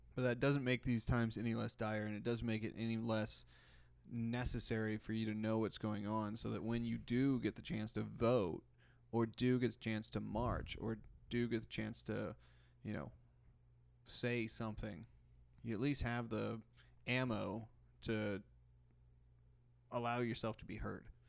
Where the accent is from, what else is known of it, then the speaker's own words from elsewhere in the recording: Texas, United States; also born or lived in Kentucky; I grew up in Texas